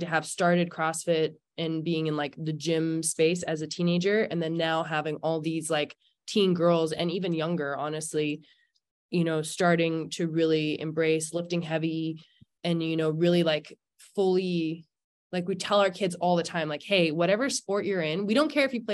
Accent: Squamish, British Columbia, Canada; I grew up in Squamish, BC

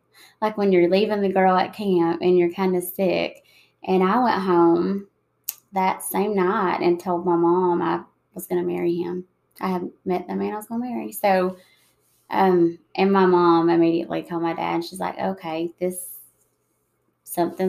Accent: United States; my hometown is about 4 hours south of Atlanta

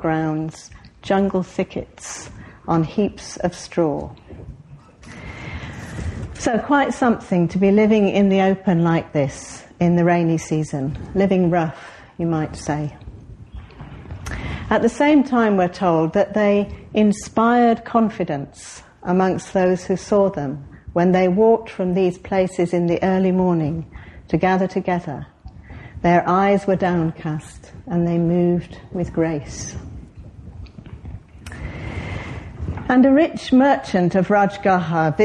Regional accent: Cheadle, North West England, United Kingdom; moved away; I was brought up in Cheadle, which many of you know is not that far away, south in Cheshire, just south of Manchester.

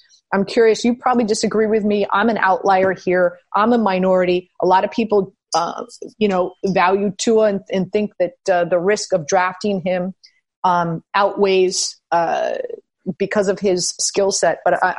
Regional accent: Miami, Florida, United States; born and raised in Miami, you know, grew up in the Dan Marino era.

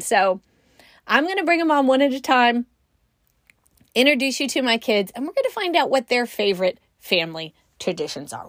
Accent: California, United States; moved away; also born or lived in Midwest; I grew up in California

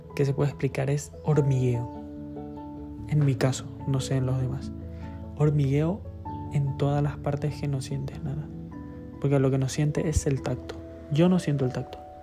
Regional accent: Paraguay; now in Spain; Soy de Paraguay. Pero actualmente estoy viviendo en España.

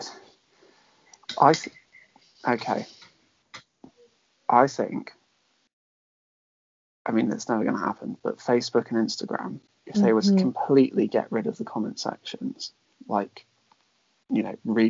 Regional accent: Devon, South West England, United Kingdom; growing up in Devon, it is a very majority white area

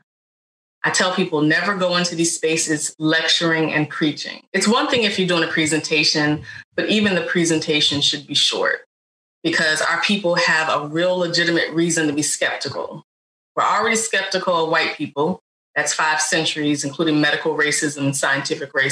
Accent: Richmond, Virginia, United States; also born or lived in North Carolina; now in Baltimore, United States; whether that's when I lived in North Carolina, I now live in Baltimore, but I'm from Richmond, Virginia

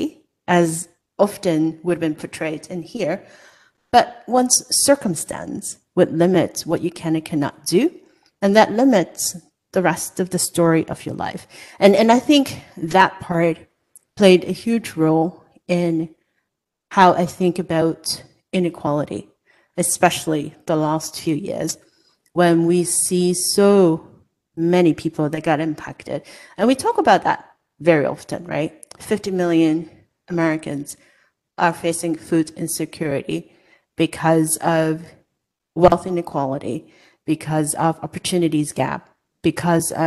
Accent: Hong Kong; moved away as an adult; now in United States; I was born and raised in Hong Kong

